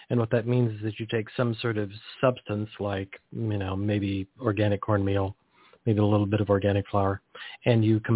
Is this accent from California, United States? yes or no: yes; Pacific Grove, California, United States; I grew up near Pacific Grove, California